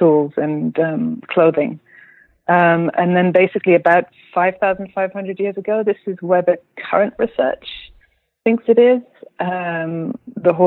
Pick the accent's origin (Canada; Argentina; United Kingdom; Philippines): United Kingdom; moved away as an adult; now in Berlin, Germany; I'm a British writer. I live in Berlin